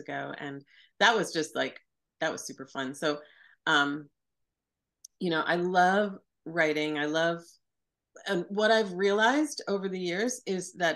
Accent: Sea Cliff, New York, United States; I grew up on Long Island in a a beautiful, sweet little Victorian town called Seacliff

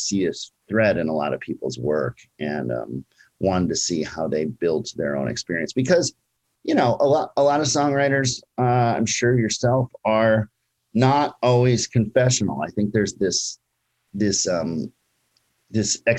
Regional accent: Minneapolis, Minnesota, United States; now in Brooklyn, United States; that's my hometown, Minneapolis, Minnesota

